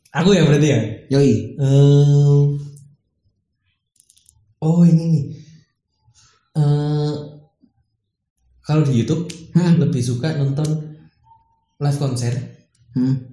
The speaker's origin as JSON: {"language": "Indonesian", "town": "Malang", "region": "East Java", "country": "Indonesia", "said": "arek tuh Malang gue arek"}